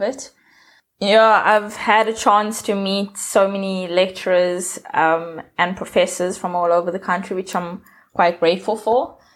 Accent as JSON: {"language": "English", "country": "South Africa", "said": "I'm from South Africa."}